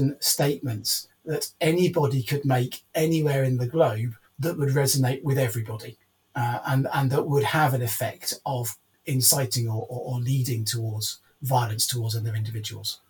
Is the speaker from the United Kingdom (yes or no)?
yes; United Kingdom; as a British person